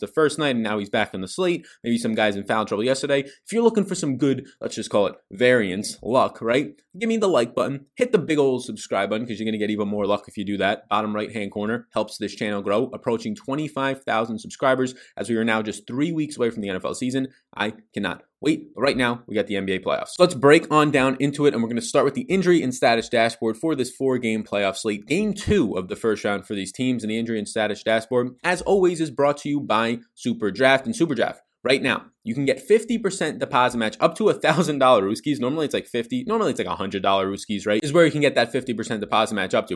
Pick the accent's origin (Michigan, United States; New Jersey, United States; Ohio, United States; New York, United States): New York, United States; New York City; accent: New York; my New York accent does come out, as I was born and raised in Staten Island, New York, parents from Brooklyn, New York.